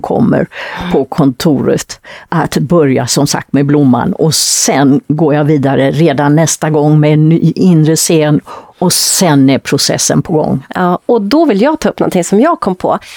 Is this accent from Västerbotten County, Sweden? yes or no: no; Västergötland, Västra Götaland, Sweden; moved away; nere i Västergötland där jag kommer ifrån